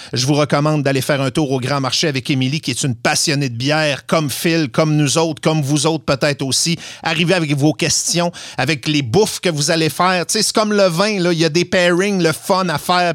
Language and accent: French; Saint-Fulgence, Quebec, Canada; je suis de Saint-Fulgence